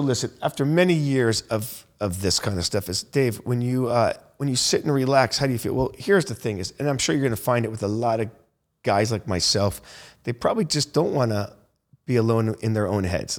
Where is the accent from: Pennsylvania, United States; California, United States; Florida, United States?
Florida, United States; Naples; now in Miami, United States; I'm from Naples, Florida